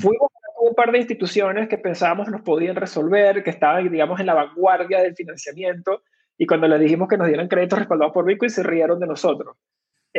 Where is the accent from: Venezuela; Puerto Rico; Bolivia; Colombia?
Venezuela; moved away; soy originalmente de Venezuela, ahí fue donde nací y me crié